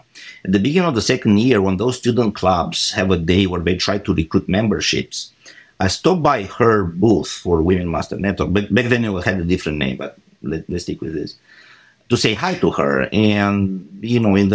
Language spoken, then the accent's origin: English; Iași, Iași County, Romania; moved away as an adult; now in Houston, United States; my hometown in Iași, which is a big academic city